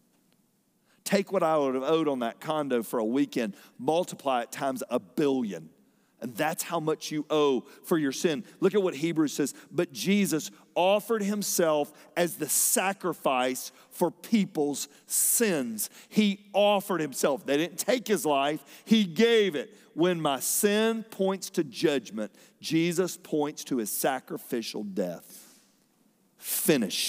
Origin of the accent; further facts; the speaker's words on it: Fayetteville, United States; moved away; from Fayetteville, from where I grew up